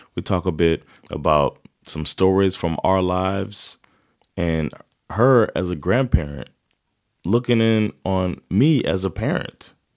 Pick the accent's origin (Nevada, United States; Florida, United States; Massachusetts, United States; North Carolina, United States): Florida, United States; South; also born or lived in Sweden; now in Stockholm, Sweden; we're from South Florida